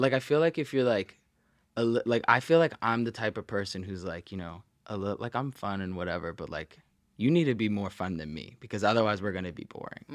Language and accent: English; Arizona, United States; moved away as an adult; also born or lived in Maryland / New York; now in Los Angeles, United States; I, like, grew up in Arizona, went to, like, high school